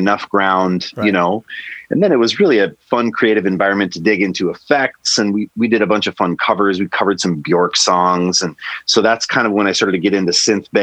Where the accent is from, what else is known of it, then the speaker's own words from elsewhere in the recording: Kalispell, Montana, United States; moved away; also born or lived in Minneapolis; I met these guys in the small town called Kalispell where I grew up